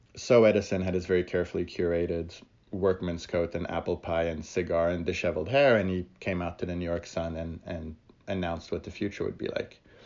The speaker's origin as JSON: {"language": "English", "country": "France", "tie": "born or raised there", "said": "I grew up in France"}